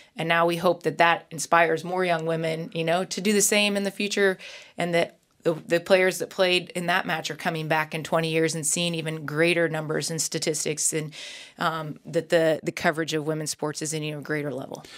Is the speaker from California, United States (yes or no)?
no; Nebraska, United States; I grew up in Nebraska